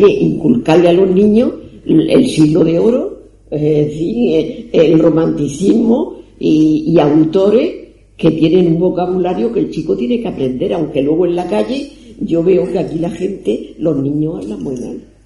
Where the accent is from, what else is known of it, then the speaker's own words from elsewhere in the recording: Cartagena, Region of Murcia, Spain; moved away as an adult; yo es que salí de Cartagena en el año 63 y no he vuelto hace poco, pero yo he vivido la Cartagena de los años 50